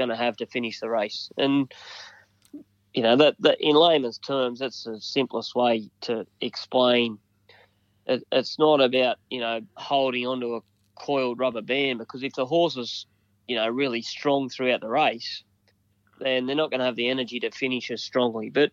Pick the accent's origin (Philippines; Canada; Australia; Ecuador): Australia; Dunedoo, New South Wales; I grew up in Dunny Doo on a farm.